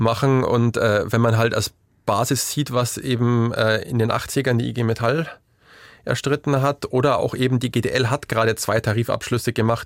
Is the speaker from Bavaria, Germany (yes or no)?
yes; Bavaria, Germany; ich komme, ähm, man hört es aus meinem Dialekt vielleicht nicht unbedingt aus Sachsen, aber ich komme aus Bayern vom Dorf